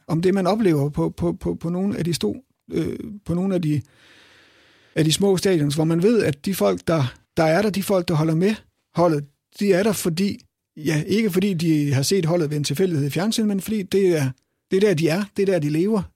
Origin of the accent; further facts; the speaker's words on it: Herning, Central Denmark Region, Denmark; jeg er jo selv fra Herning